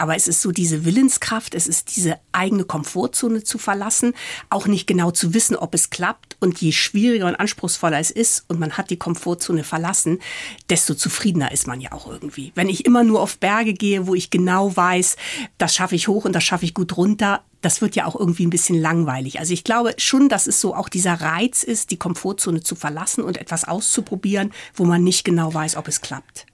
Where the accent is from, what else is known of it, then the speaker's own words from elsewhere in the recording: Ahrensburg, Schleswig-Holstein, Germany; moved away as an adult; also born or lived in Hamburg / Munich; Meine Kindheit habe ich auf dem Plattenland bei Hamburg verbracht